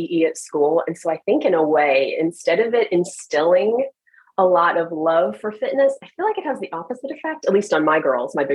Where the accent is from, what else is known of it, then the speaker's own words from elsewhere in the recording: Oklahoma, United States; moved away as an adult; also born or lived in Germany / Hawaii / Japan / Utah; now in Northern Virginia, United States; I grew up in Oklahoma